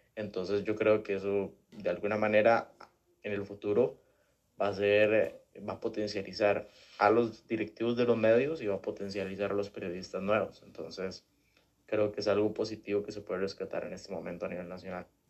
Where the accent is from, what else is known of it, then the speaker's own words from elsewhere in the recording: Costa Rica; como costarricenses